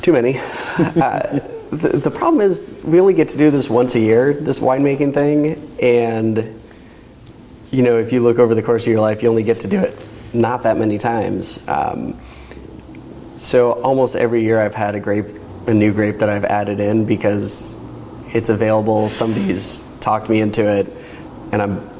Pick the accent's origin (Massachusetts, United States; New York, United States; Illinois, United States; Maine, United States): Illinois, United States; Chicago; now in Oregon, United States; I grew up in Chicago.